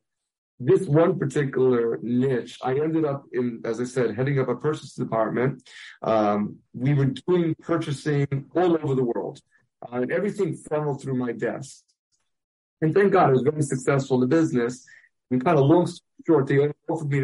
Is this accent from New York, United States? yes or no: yes; New York City, New York, United States; I grew up in Brooklyn